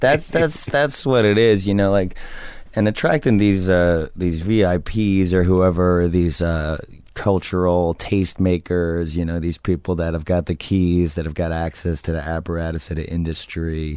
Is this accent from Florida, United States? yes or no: no; New Jersey, United States; I'm from New Jersey just like he is